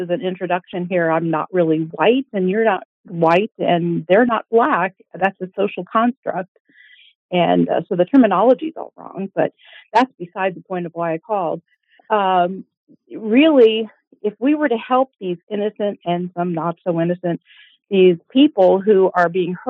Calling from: Midwest, United States; Calling from the Midwest.

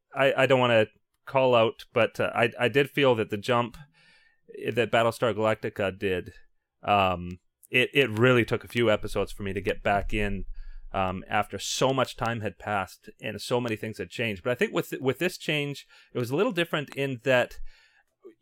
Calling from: Toronto, Ontario, Canada; Yeah, so this is a Canadian interview, because I'm calling from Toronto.

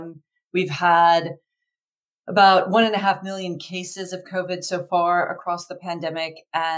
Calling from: Richmond, Virginia, United States; So I'm calling from Richmond, Virginia.

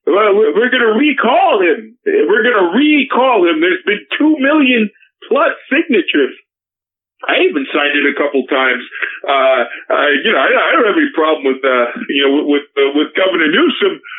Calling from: Beverly Hills, California, United States; and, uh, and I'm calling from Beverly Hills, California.

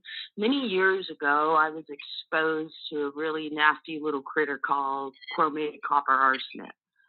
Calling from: Arizona, United States; I'm calling from Arizona.

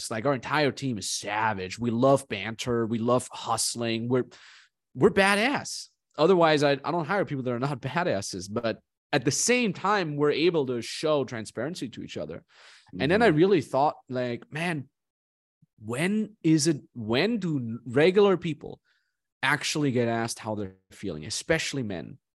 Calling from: Vancouver, British Columbia, Canada

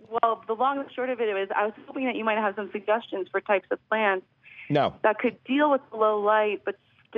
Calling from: Philadelphia, Pennsylvania, United States; I'm calling from Philadelphia. I'm calling from right in the middle of the city.

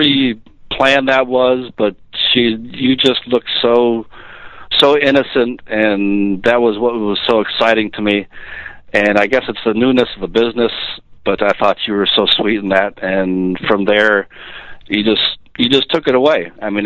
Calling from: Baltimore, Maryland, United States; I'm calling from Baltimore, Maryland.

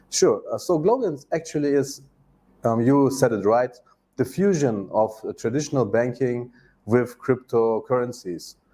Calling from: Turkey; English is a second language; At the moment, I'm in Turkey.

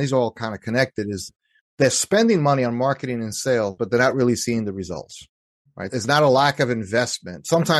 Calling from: Pennsylvania, United States; Yeah, I live in the suburbs outside of Philadelphia, so I'm on the east coast of the U.S.

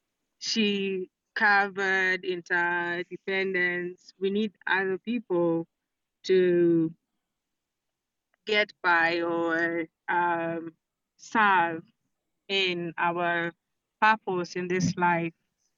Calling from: Nairobi, Kenya; I'm speaking from Nairobi, Kenya.

